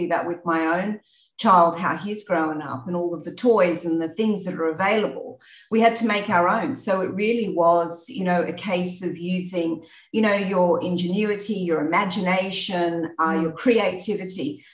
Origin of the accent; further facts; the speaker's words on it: country New South Wales, Australia; moved away as an adult; now in Singapore; So I grew up in Australia, as you can probably hear from the accent. Grew up in Australia in country New South Wales.